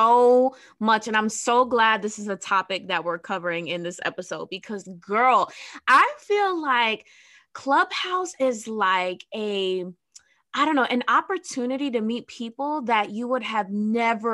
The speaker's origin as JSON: {"language": "English", "region": "New Jersey", "country": "United States", "said": "I'm from Jersey"}